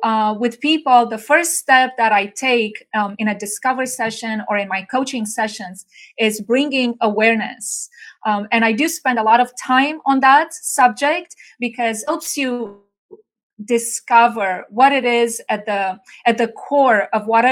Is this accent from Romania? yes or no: yes; Bucharest, Romania; moved away as an adult; now in United States; I'm originally from Bucharest, Romania. I came by myself to the U.S. 30 years ago